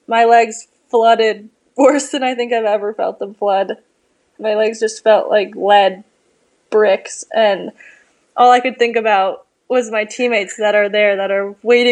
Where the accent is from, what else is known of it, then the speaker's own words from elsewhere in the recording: Colorado near Aspen, United States; moved away as an adult; now in Anchorage, United States; I grew up in Colorado near Aspen, but moved to Alaska this year for college